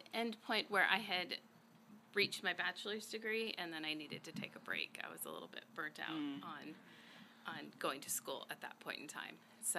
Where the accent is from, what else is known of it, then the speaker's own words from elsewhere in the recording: Nevada City, California, United States; now in Vacaville, United States; I grew up in Nevada City, California. It's in between here and Lake Tahoe.